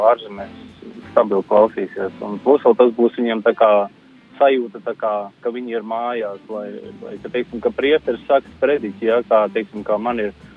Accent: Latvia; moved away as an adult; now in Ireland

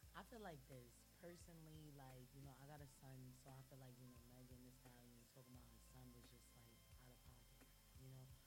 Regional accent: New York City, New York, United States; also born or lived in Harlem; I'm from Harlem

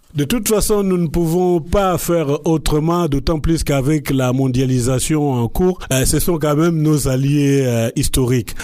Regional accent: DR Congo; Je suis congolais, j'ai des enfants

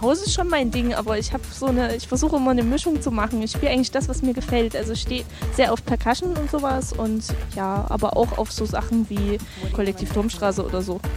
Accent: Greiz, Thuringia, Germany; moved away as an adult; also born or lived in Jena; now in Dresden, Germany; Ich komme nicht aus Jena, ich komme aus Greiz bei Gera, habe in Jena studiert und jetzt spiele ich in Dresden.

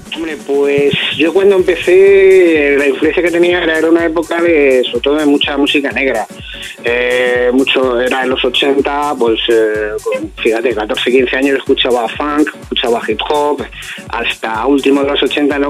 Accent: Alcalá de Henares, Community of Madrid, Spain; donde soy yo, de Alcalá de Henares

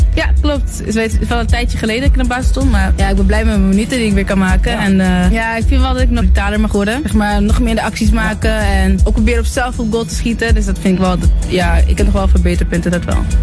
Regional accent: Amsterdam, North Holland, Netherlands; accent: Amsterdam; ik kom uit uh, Amsterdam Zuidoost. Daar ben ik opgegroeid, dus ik ben een echte ajax Ik ben een geboren Amsterdammer, dat hoor je ook wel een beetje aan mijn accent

